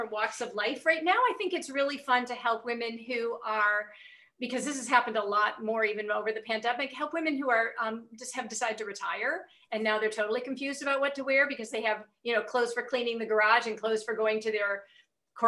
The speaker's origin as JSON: {"language": "English", "region": "England", "country": "United Kingdom", "said": "I'm English"}